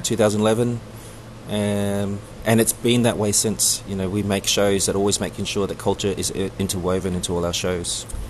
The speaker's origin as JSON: {"language": "English", "country": "New Zealand", "tie": "born or raised there", "also_born_or_lived": "Sydney, Australia / Samoa (ancestry)", "moved": "yes", "lives_now": "Brisbane, Australia", "said": "I was born and raised in Aotearoa, otherwise known as New Zealand, and I came over to Australia um, uh, where I was also raised and schooled"}